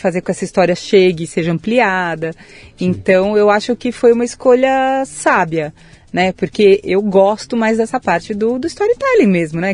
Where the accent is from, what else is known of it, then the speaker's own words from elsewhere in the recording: São Paulo, Brazil; Nasci em São Paulo, capital, mas Opa. de família caipira